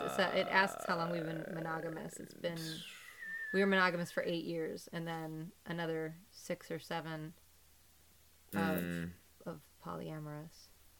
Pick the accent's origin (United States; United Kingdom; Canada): United Kingdom; Oh, I am as a Brit. Oh, British people